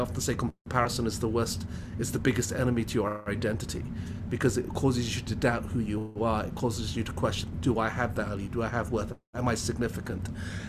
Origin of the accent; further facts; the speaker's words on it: England, United Kingdom; also born or lived in Hong Kong; now in Canada; No, so I grew, my dad moved to England when I was 4 years old, and so I did all my education in the UK. And then about 95, I moved to Canad